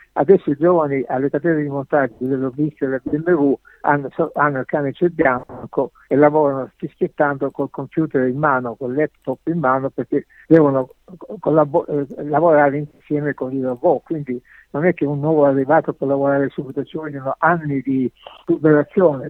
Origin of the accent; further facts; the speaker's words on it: Sicily, Italy; now in Germany; come siciliano